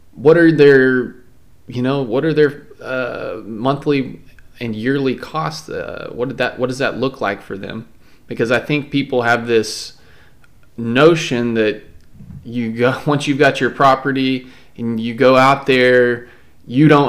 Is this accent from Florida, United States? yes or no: no; Texas, United States; also born or lived in Palo Pinto, Texas; I did grow up in the country here in Texas, but I live in the city now